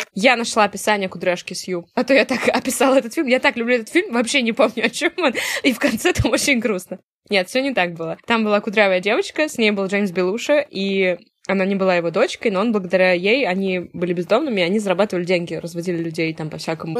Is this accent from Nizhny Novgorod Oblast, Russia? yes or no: no; Saint Petersburg, Russia; в загранпаспорте написано место рождения Ленинград